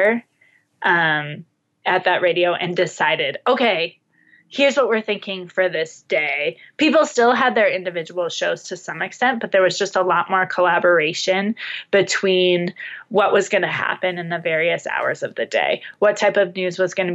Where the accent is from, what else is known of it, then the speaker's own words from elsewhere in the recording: United States; I'm American